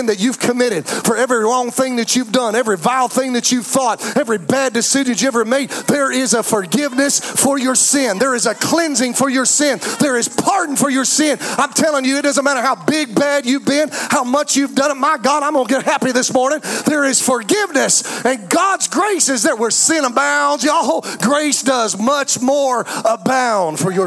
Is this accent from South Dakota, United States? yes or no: no; Anderson, South Carolina, United States; we're from Anderson, South Carolina